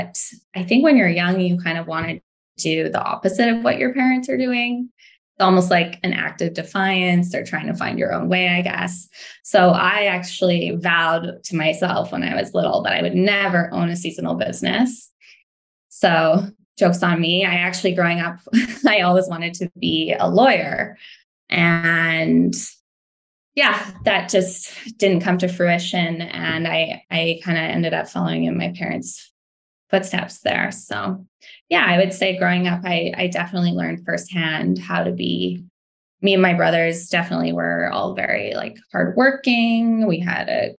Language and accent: English; Quesnel, British Columbia, Canada; I grew up in Quesnel. I'm not sure if you're familiar with it, but it's a small town about 7 hours north of Vancouver